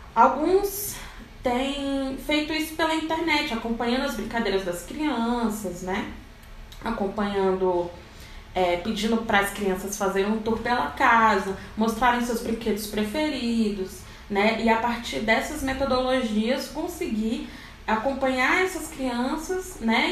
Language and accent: Portuguese; Rio de Janeiro, Brazil; now in Brasília, Brazil; sou de Brasília, Distrito Federal. Na verdade, eu sou carioca, mas estou em Brasília